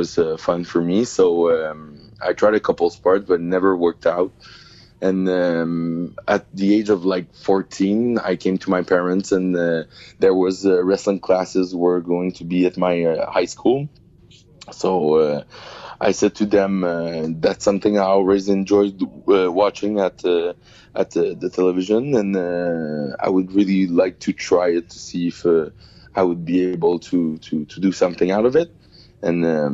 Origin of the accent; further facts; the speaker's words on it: Saint-Hubert, Quebec, Canada; I'm from a little suburbs of Montreal. It's called Saint-Hubert. I've been born and raised. I still live there.